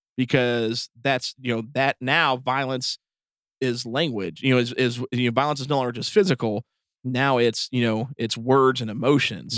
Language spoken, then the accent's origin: English; East Tennessee, United States; we are from East Tennessee